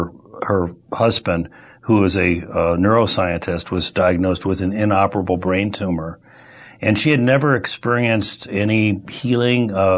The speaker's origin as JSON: {"language": "English", "town": "Omaha", "region": "Nebraska", "country": "United States", "tie": "born or raised there", "also_born_or_lived": "Washington, D.C. / Chicago / California", "lives_now": "St. Louis, United States", "said": "Well, I was born in Washington, D.C., grew up in Omaha, Nebraska, and lived in Chicago."}